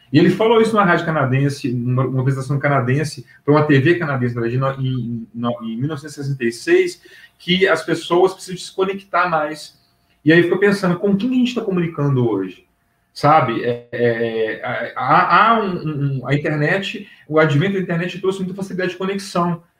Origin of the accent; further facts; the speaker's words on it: Pedro Leopoldo, Minas Gerais, Brazil; now in Belo Horizonte, Brazil; eu trabalhei numa locadora de vídeo em Pedro Leopoldo, que é minha terra natal, que é a cidade metropolitana aqui de Belo Horizonte. Eu moro atualmente em Belo Horizonte